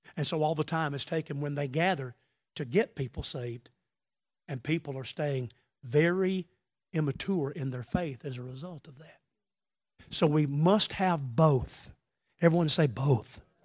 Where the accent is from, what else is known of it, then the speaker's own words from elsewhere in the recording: the South, Southern United States, United States; I am a Southerner